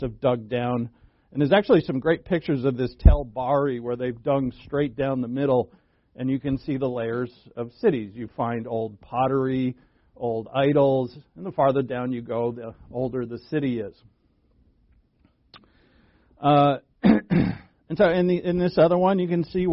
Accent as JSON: {"language": "English", "region": "Rhode Island", "country": "United States", "tie": "born or raised there", "said": "where I grew up in Rhode Island."}